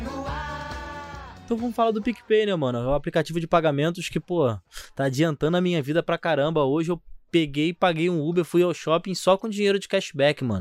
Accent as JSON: {"language": "Portuguese", "town": "São Gonçalo", "region": "Rio de Janeiro", "country": "Brazil", "said": "Carioca, não sou carioca, não, tá ligado? Sou gonçalense"}